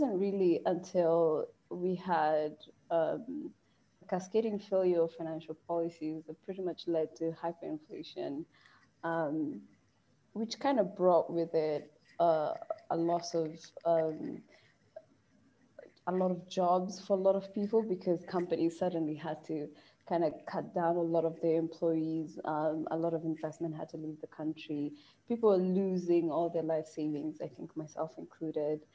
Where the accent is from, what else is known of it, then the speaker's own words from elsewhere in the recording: South Sudan; moved away as an adult; now in Nairobi, Kenya; my home country, South Sudan